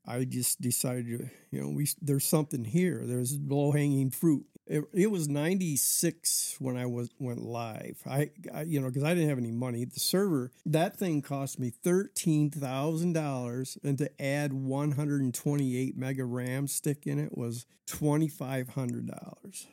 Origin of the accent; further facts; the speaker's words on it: Lansing, Michigan, United States; also born or lived in Alaska; I was born in Lansing, Michigan. 1959 and went straight to Alaska after